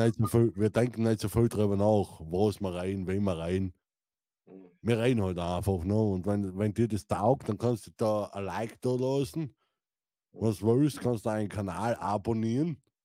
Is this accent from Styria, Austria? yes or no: yes; Styria, Austria; ich bin ein Steirer